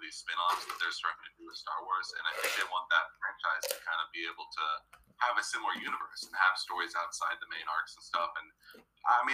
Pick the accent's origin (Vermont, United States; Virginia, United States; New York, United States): New York, United States; East Coast; growing up on the East Coast.